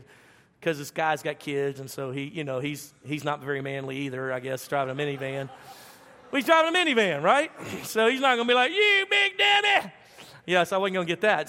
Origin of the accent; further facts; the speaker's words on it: the South, United States; I'm from the South